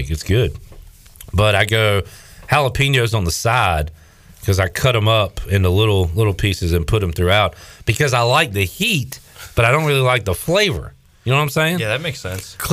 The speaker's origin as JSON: {"language": "English", "area": "just outside of Chicago", "region": "Illinois", "country": "United States", "moved": "yes", "said": "Uh, just outside of Chicago."}